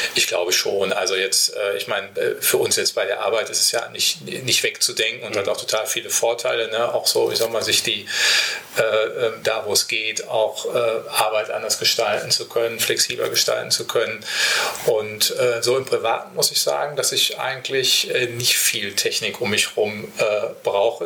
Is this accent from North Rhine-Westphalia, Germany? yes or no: yes; Paderborn, North Rhine-Westphalia, Germany; moved away; Paderborn, also jetzt meine Heimatstadt